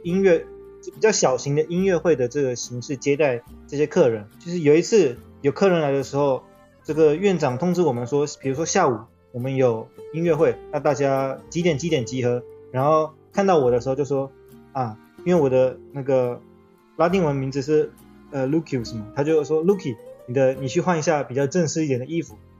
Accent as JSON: {"language": "Chinese", "country": "Taiwan", "said": "我是来自台湾"}